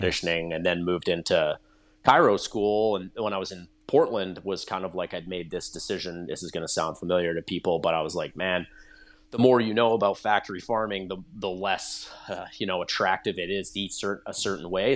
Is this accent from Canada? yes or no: yes; Nanaimo, British Columbia, Canada; I grew up on Vancouver Island in British Columbia